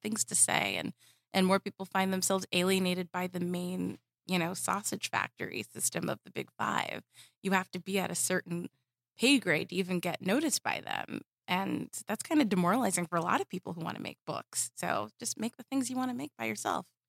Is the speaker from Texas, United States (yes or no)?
no; Southern California, United States; I grew up in Southern California